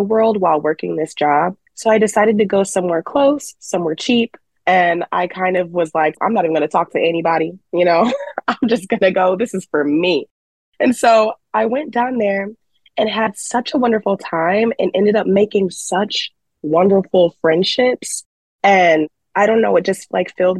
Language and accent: English; Chicago, Illinois, United States; moved away; I'm from Chicago